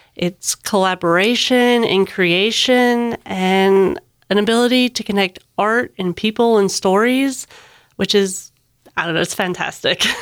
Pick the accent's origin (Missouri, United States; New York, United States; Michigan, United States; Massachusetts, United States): Michigan, United States; now in Georgia, United States; I grew up in Michigan, surrounded by water